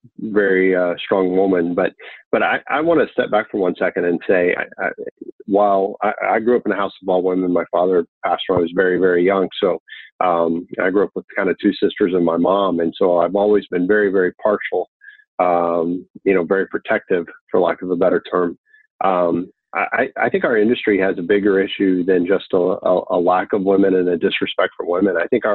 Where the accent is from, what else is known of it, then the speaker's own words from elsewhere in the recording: Texas, United States; I'm from Texas, ladies first, right?